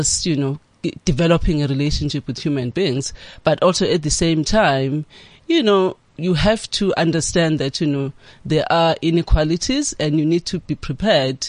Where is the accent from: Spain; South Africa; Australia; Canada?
South Africa; KwaZulu-Natal; I grew up in KwaZulu-Natal. I was born there.